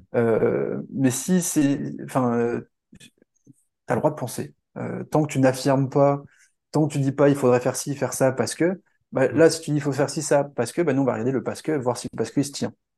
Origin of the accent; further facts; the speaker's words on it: France; en tant que Français